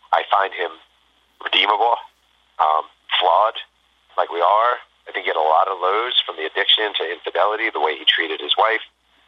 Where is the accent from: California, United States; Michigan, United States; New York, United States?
New York, United States; And I'm a New Yorker. You know, I grew up in New York.